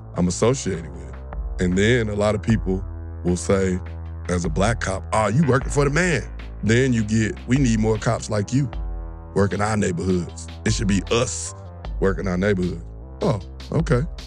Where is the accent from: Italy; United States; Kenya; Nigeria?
United States; St. Louis, Missouri; now in Atlanta, United States; I'm born and raised in Saint Louis, west side of Saint Louis